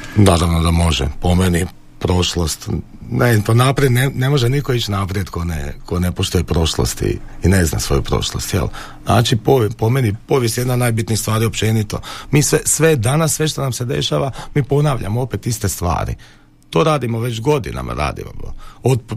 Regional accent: Croatia; mi smo Hrvati emotivan narod

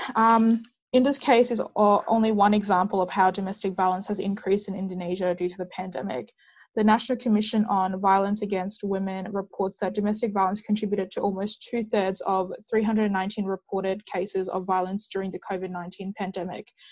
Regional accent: Perth, Western Australia, Australia; I'm a student from Perth, Western Australia

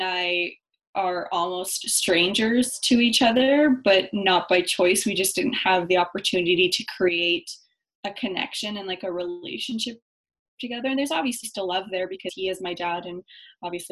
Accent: Winnipeg, Manitoba, Canada; I was born in Winnipeg, Manitoba. My mom is Chilean. My dad is Romanian. So I'm first generation Canadian.

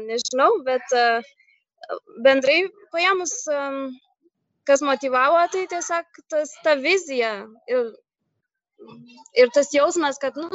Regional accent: Lithuania; moved away as an adult; now in Sweden; aš iš Lietuvos

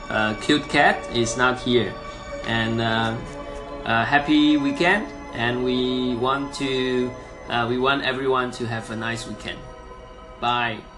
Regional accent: Taiwan; from Taiwan.

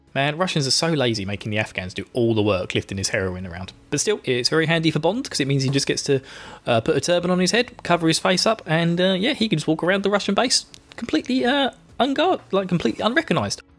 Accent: England, United Kingdom; now in Essex, United Kingdom; I'm English

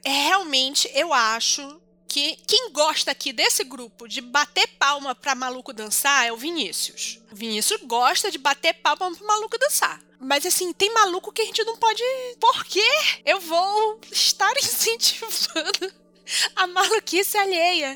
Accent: North Region, Brazil; moved away; minha terra é o norte

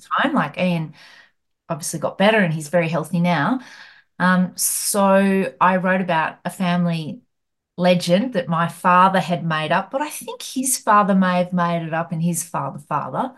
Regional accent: Hamilton, Victoria, Australia; where I grew up in Hamilton

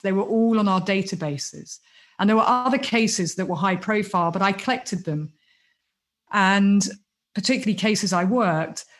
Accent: United Kingdom; accent: British; moved away; also born or lived in United States; because of my accent, because I'm British

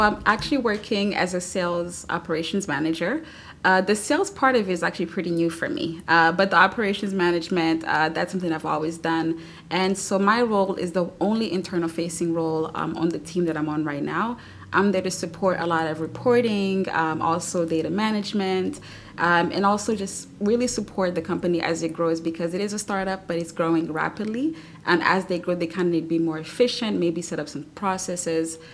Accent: Louisville, Kentucky, United States; moved away as an adult; I wanted to move back to Louisville to be closer to home and my hometown

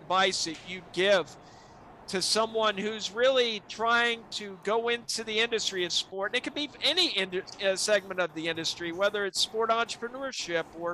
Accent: South Alabama, United States; moved away; growing up in South Alabama

